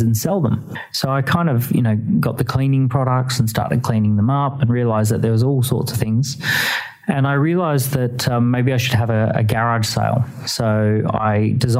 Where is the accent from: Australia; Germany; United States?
Australia; moved away as an adult; now in United Kingdom; I grew up in Australia, but moved to the United Kingdom in 2006, so about 12 years ago